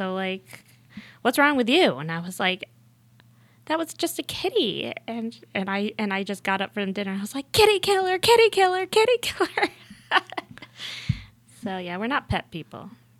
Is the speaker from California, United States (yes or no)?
no; Buffalo, New York, United States; I grew up in Buffalo, New York.